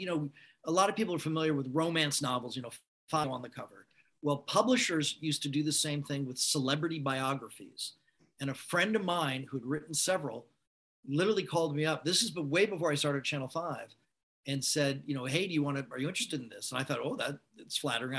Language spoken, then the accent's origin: English; Los Angeles, California, United States; also born or lived in San Diego; I'm a lifelong Angeleno. I was born in San Diego. My family moved up to LA when I was about five, went to school here